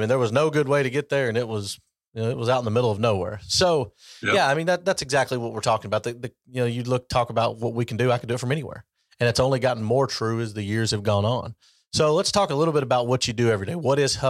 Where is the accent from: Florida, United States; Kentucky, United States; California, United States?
Kentucky, United States; LaRue County; I grew up in LaRue County, which has a pretty good wrestling program.